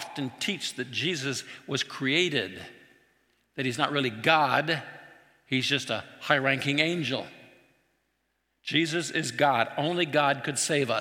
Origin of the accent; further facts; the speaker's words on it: Trout Lake, Washington, United States; where I grew up in Trout Lake wasn't that far from Antelope